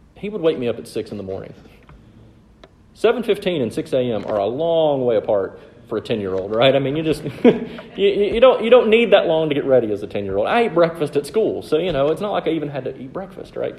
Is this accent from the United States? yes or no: yes; the South, United States; I'm from the South